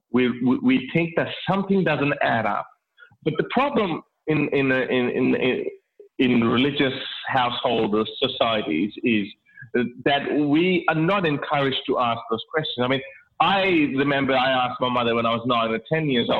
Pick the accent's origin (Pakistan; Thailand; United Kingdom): Pakistan; Lahore, Punjab; now in Australia; I was born in Lahore, Pakistan.